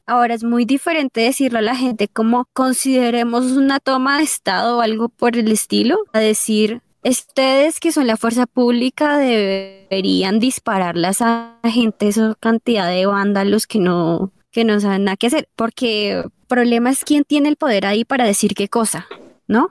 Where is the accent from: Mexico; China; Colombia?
Colombia; nosotros como colombianos